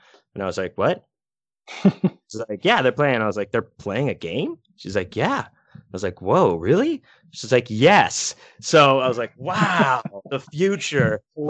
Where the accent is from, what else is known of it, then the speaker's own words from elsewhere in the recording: Pittsburgh, Pennsylvania, United States; You know, I myself am born and native of Pennsylvania. I was born in Pittsburgh.